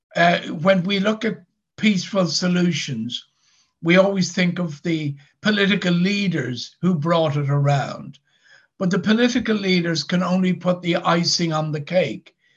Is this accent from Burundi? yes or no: no; Dublin, Leinster, Ireland; now in Northern Ireland, United Kingdom; I actually don't come from Northern Ireland. I come from Dublin in the Republic of Ireland